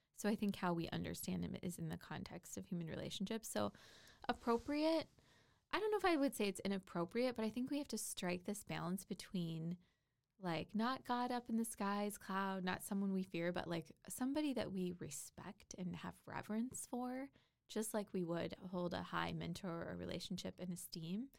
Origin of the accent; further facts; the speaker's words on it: Port Orchard, Washington, United States; moved away; I grew up in a little town called Port Orchard, Washington, which is in between Gig Harbor and Bremerton, Washington